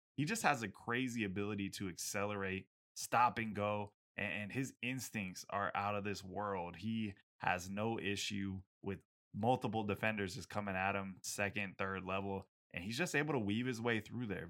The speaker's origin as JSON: {"language": "English", "region": "Washington", "country": "United States", "tie": "born or raised there", "said": "my home state of Washington."}